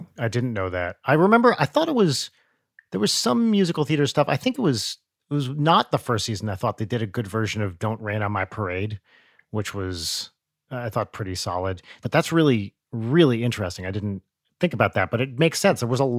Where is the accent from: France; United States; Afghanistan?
United States; New Jersey; moved away as an adult; I had the same thing when I moved to California for grad school. I moved from Jersey, from the East Coast. I went to San Diego for grad school